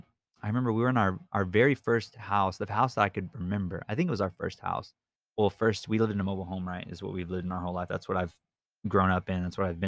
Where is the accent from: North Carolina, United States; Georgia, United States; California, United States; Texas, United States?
Texas, United States; Victoria; also born or lived in Keller, Texas; We were already in Victoria, and I've lived in Victoria since I was in third grade. I was born in Keller, Texas, up by Fort Worth and by Dallas